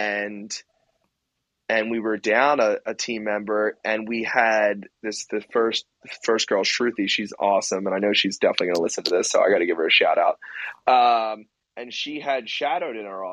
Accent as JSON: {"language": "English", "area": "suburbs west of Philadelphia", "region": "Pennsylvania", "country": "United States", "tie": "born or raised there", "said": "it's in my hometown"}